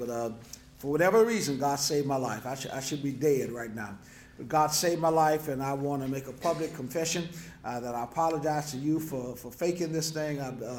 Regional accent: New Orleans, Louisiana, United States; I'm born and raised in New Orleans, as David said. I've been there all my life.

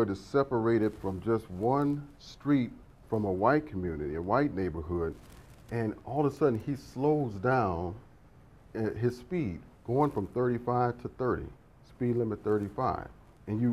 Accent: Chicago, Illinois, United States; I was born in Chicago, raised in Chicago

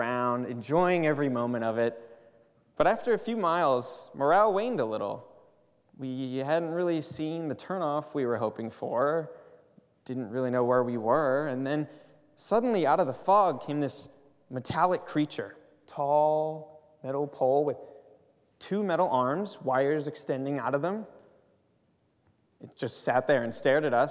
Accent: Pennsylvania, United States; moved away as an adult; now in Pasadena, United States; I'm from Pennsylvania

